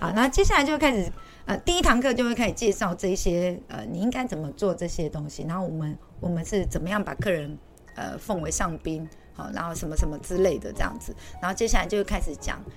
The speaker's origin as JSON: {"language": "Chinese", "town": "Taichung", "country": "Taiwan", "tie": "born or raised there", "said": "像我在台中长大的"}